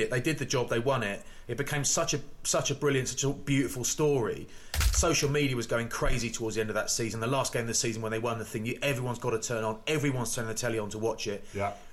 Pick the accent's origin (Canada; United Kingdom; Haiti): United Kingdom; England; Because I'm English, mate.